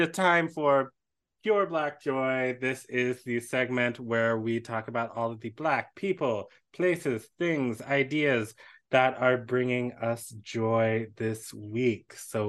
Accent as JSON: {"language": "English", "town": "Washington", "region": "District of Columbia", "country": "United States", "tie": "born or raised there", "said": "my hometown is Washington, D.C."}